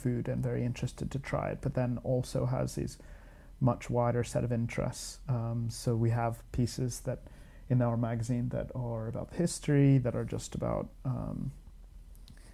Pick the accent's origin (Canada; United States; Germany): United States; moved away as an adult; also born or lived in Glasgow, United Kingdom; now in London, United Kingdom; I'm American